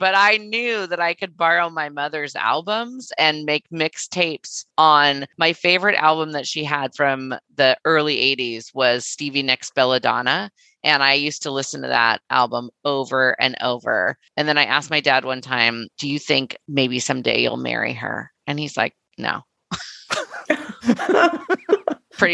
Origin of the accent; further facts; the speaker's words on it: Southern California, United States; now in Seattle, United States; I live in Seattle, Washington, but I am originally from the Southern California area.